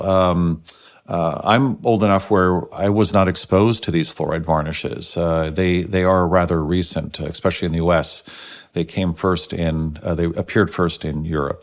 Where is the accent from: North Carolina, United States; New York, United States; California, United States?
California, United States; San Francisco; I grew up in San Francisco back in the 60s